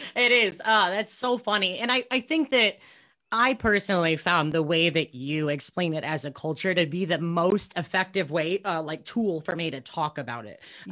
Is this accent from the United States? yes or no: yes; United States; I'm actually pretty deeply American